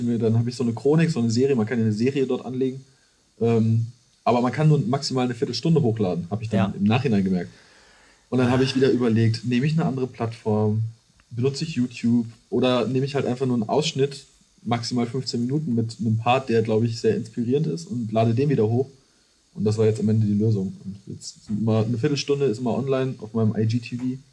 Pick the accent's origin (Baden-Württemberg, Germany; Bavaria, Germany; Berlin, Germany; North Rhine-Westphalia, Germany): North Rhine-Westphalia, Germany; Iserlohn; moved away as an adult; now in Cologne, Germany; ich komme aus der Nähe von Dortmund